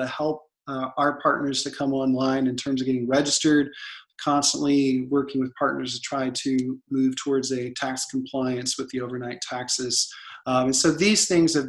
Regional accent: Oklahoma, United States; moved away as an adult; also born or lived in Moscow, Russia; now in Montenegro; I'm from Oklahoma, or America

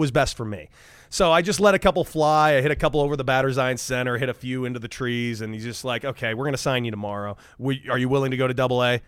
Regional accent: Santa Monica, California, United States; also born or lived in El Paso, Texas; I'm from Southern California. I'm from Santa Monica. I grew up a diehard Dodger fan

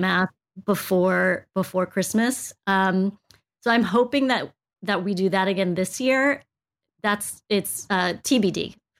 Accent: United States; I was born here in the States

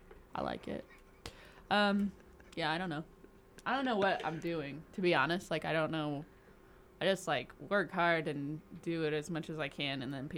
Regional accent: Indiana, United States; now in Salt Lake City, United States; Yes. I came from Indiana.

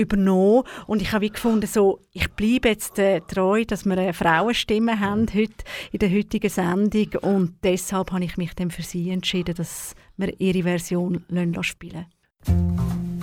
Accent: Baden, Aargau, Switzerland; also born or lived in Zürich; in Baden. Also ich bin zu Baden in die Schule gegangen

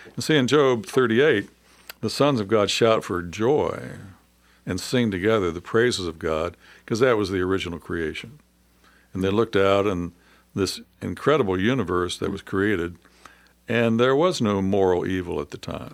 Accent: United States; being an American

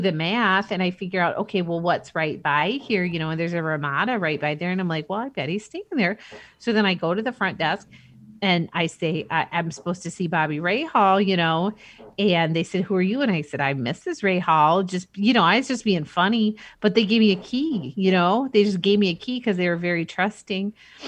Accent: Indianapolis, Indiana, United States; You know, I grew up partially in Indianapolis. You know, I was living there for his 86 win and his 87 win. You know, we had moved by 92

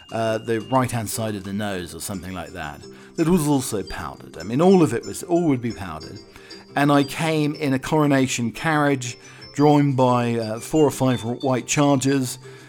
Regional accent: Arizona, United States; I grew up in Arizona.

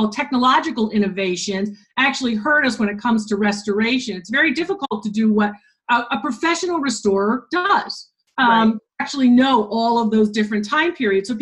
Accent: Connecticut, United States; Wesleyan University in my home state of Connecticut

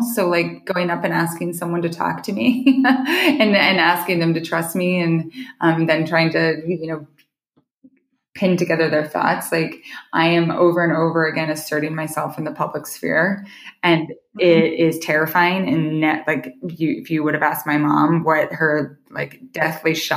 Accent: Idaho, United States; now in Montana, United States; I live in Montana, which I grew up in Idaho

